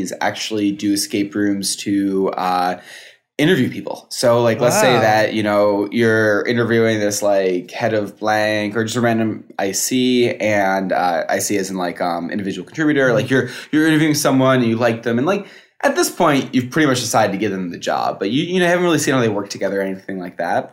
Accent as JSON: {"language": "English", "town": "Schaghticoke", "region": "New York", "country": "United States", "moved": "yes", "lives_now": "California, United States", "said": "I am from, also what people would say is not, I'm California now, but what people would say is not New York, but upstate New York as well, from outside of Albany."}